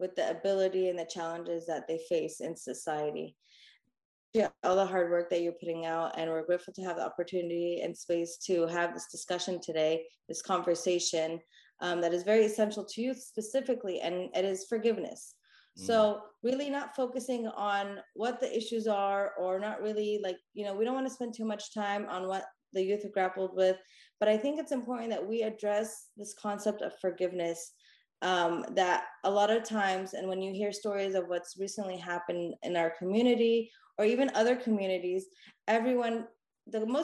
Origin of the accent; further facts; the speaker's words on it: California, United States; now in Dallas, United States; I tried to move back to where I grew up, which is California